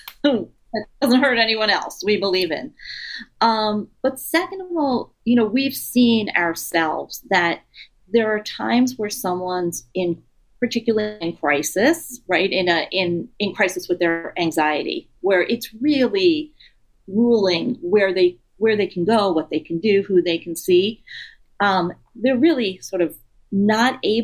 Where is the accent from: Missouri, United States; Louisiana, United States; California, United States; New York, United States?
New York, United States; New York City; moved away as an adult; since I grew up in New York City and I lived there until a few years ago